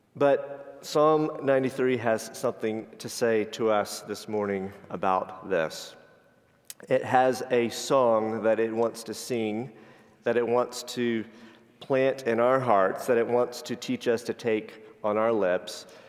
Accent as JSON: {"language": "English", "region": "Florida", "country": "United States", "tie": "born or raised there", "said": "I grew up in Florida"}